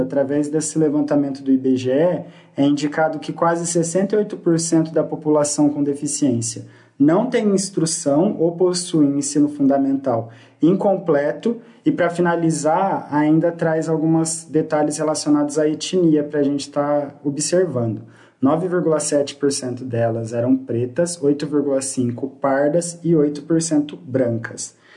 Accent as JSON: {"language": "Portuguese", "town": "Presidente Prudente", "region": "São Paulo", "country": "Brazil", "said": "também sou daqui de Presidente Prudente"}